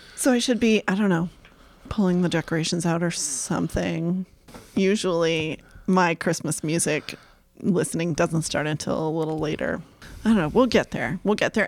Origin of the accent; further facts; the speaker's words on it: Topsham, Maine, United States; Topsom, Maine